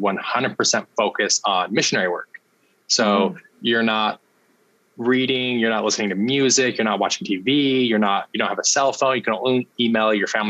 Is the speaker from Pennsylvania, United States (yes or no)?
no; Salt Lake City, Utah, United States; I grew up in Salt Lake City, Utah. Okay. And born and raised there, loved my childhood